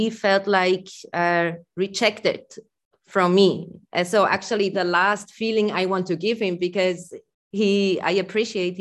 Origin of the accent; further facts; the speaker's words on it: Switzerland; accent: Swiss; English is a second language; my Swiss accent